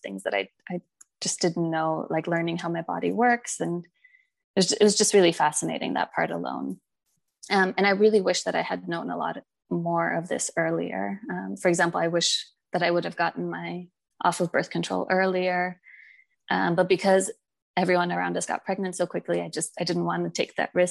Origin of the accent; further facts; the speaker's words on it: United States; also born or lived in England; now in Germany; I'm originally from the States